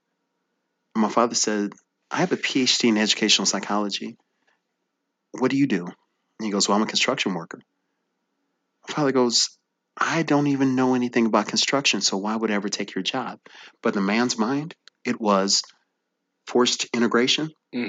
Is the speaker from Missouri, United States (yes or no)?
yes; Bridgeton, Missouri, United States; I grew up in Bridgeton, Missouri, which Bridgeton is a small suburb right outside of the airport